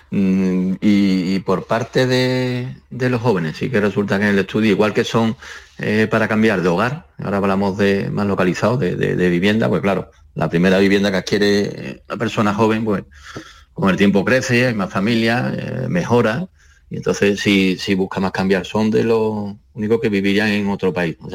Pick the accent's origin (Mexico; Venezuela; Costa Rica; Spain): Spain; Andalusia; tampoco nos sorprende, mucho como andaluz, ¿no? Aquí tenemos sol, playa, montaña, monumentos